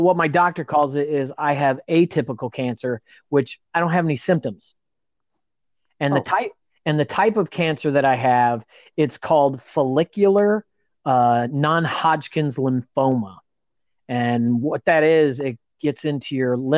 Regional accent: Indiana, United States; now in California, United States; I've got a house and a wife in California. We're both from Indiana

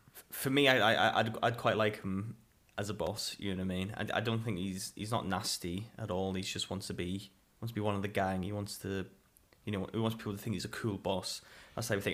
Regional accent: United Kingdom

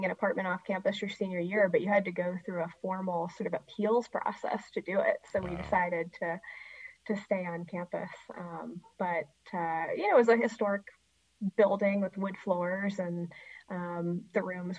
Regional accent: Cincinnati, Ohio, United States; I grew up in Cincinnati, Ohio

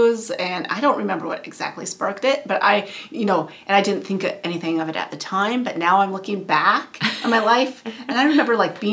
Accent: North Dakota, United States; moved away; I was originally from North Dakota

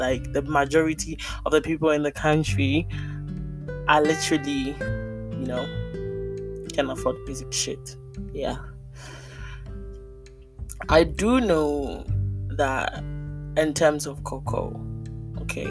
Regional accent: Ghana; I'm Ghanaian

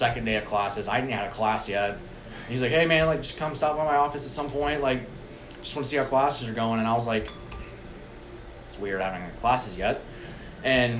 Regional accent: Huntsville, Alabama, United States; I'm from Huntsville, and being at UAH

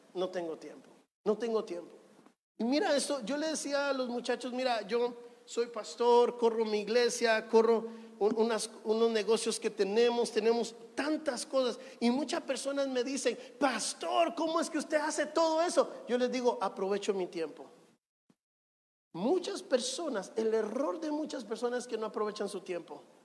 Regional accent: Guatemala; now in Guayaquil, Ecuador; Yo nací en Guatemala

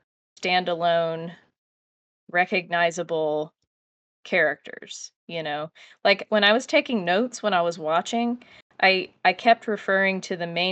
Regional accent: United States; we are American viewers

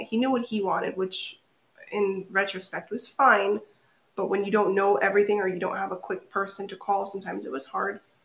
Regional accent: Naugatuck, Connecticut, United States; am from Connecticut. Uh, I was born and raised in Naugatuck. I grew up in the valley my whole time

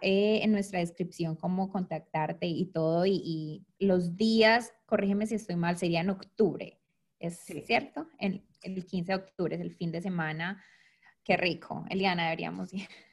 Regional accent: Medellín, Antioquia, Colombia; now in Detroit, United States; yo nací en Colombia y obviamente al aprender inglés aquí, mi acento es muy fuerte

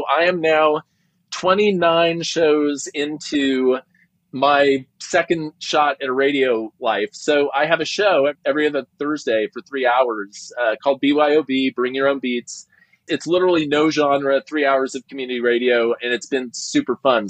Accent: Long Beach, California, United States; I'm from Long Beach, California, and I grew up in a part of Long Beach that was very near to South Central Los Angeles

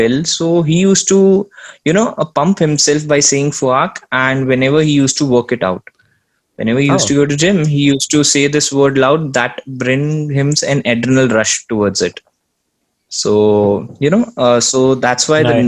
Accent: Surat, Gujarat, India; Me being born and brought up in Surat

